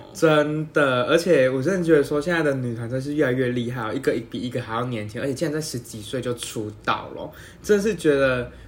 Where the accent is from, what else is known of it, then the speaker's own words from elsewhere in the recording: Taiwan; 我相信我们台湾人出国还是会口罩戴着啦